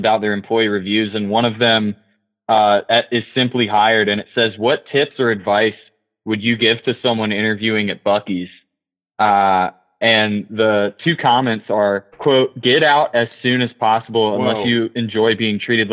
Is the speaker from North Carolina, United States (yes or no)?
yes; Orange County, North Carolina, United States; this is my hometown. I live right on the Eno River